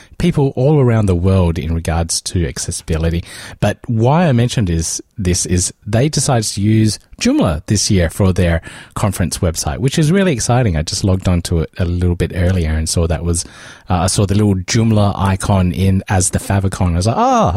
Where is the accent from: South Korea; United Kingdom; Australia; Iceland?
Australia; South Australia; I grew up in South Australia where they do that shark cage stuff